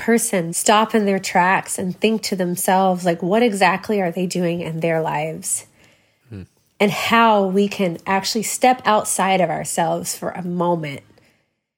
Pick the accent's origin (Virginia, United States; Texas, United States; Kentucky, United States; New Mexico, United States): Texas, United States; Waco; also born or lived in Crawford, Texas; I grew up in Waco, Texas, or Crawford, Texas